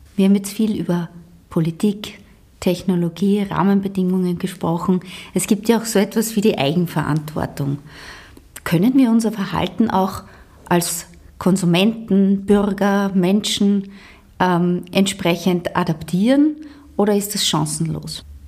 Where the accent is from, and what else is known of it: Austria